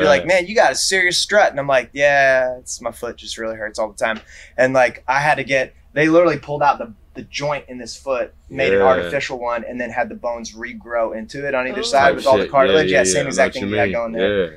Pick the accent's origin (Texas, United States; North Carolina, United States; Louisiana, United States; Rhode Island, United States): Rhode Island, United States; Southern; moved away as an adult; also born or lived in Colorado / California / Washington; now in Louisville, United States; I'm from Rhode Island. I'm from Southern Rhode Island, like a beach community, kind of like south of Providence